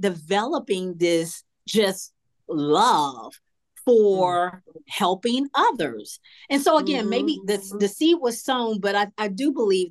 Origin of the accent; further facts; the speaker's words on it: Atlanta, Georgia, United States; I grew up here in Atlanta, Southwest Atlanta, in a single parent home with my mother